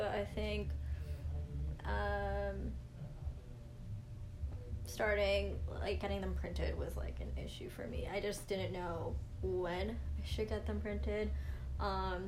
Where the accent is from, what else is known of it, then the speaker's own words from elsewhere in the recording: Mississauga, Ontario, Canada; also born or lived in St. Catharines; I'm born and raised in Mississauga.